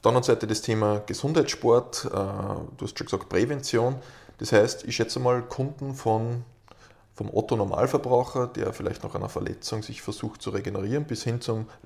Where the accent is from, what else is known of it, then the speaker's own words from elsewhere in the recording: Lower Austria, Austria; In Mostviertel, ähm, wo ich herkomme vom Land, gibt es einen Spitznamen